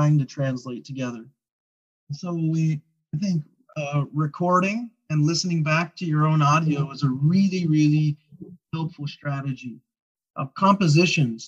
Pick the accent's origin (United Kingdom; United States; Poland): United States; Kentucky; moved away as an adult; also born or lived in Hawaii; now in Oahu, United States; I'm from Kentucky